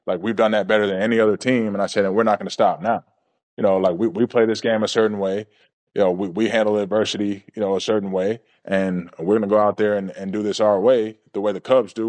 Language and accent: English; Georgia, United States; growing up in Georgia, watching the Atlanta Braves